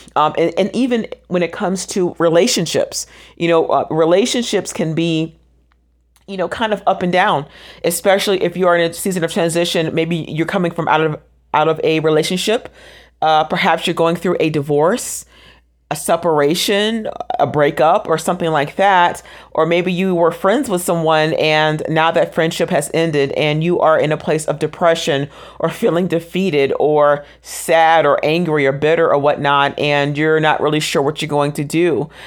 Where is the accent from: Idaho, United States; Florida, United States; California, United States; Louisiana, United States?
Florida, United States; Orlando; I am originally from Orlando, Florida. That is my hometown.